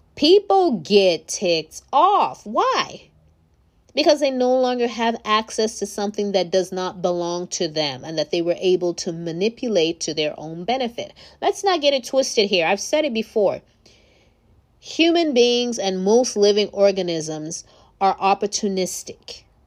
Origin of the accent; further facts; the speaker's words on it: Nigeria; moved away; I'm from Nigeria originally